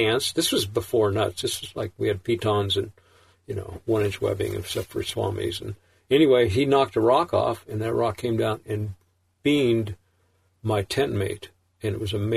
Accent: Sonoma, California, United States; I was growing up in Sonoma, and this is in the 60s, late 60s

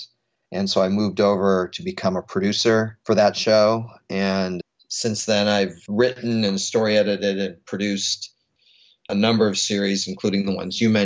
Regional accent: Los Angeles, California, United States; also born or lived in New York; I grew up in Los Angeles

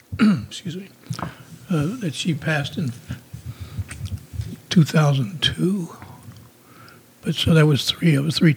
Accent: St. Louis, Missouri, United States; born in St. Louis.

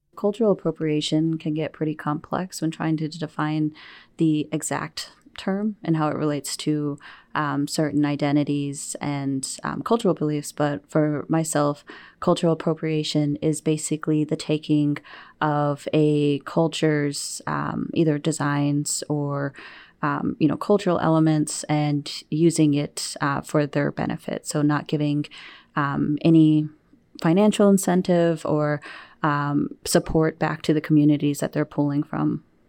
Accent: New Mexico, United States; now in Wisconsin, United States; leaving my home state of New Mexico

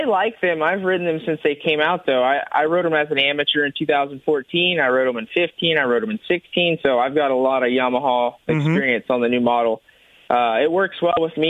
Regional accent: Texas, United States; I'm from Texas

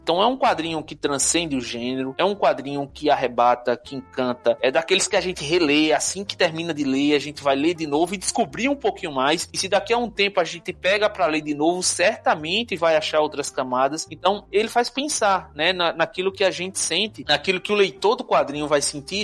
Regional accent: Northeast Region, Brazil; accent: nordestino; first language Portuguese; falando com meu sotaque nordestino

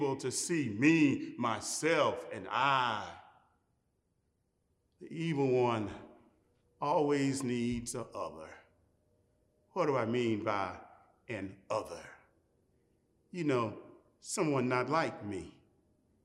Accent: Jackson, Mississippi, United States; my hometown of Jackson, Mississippi

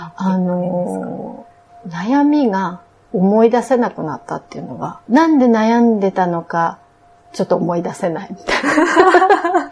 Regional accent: Akita, Japan; moved away as an adult; also born or lived in India; 私 は秋田県なんです

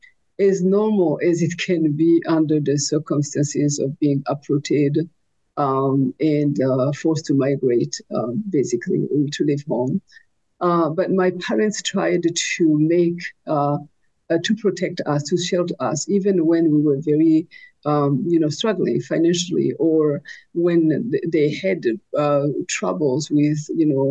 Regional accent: Burundi; also born or lived in Rwanda / France / Burkina Faso; now in North Dakota, United States; I was born in Burundi, and I lived in Burundi, Rwanda, France, Burkina Faso

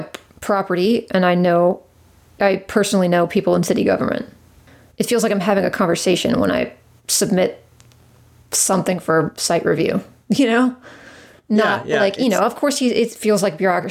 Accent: Raleigh, North Carolina, United States; also born or lived in Cary, North Carolina; I grew up here. Well, I grew up in Cary, but I basically grew up in Raleigh

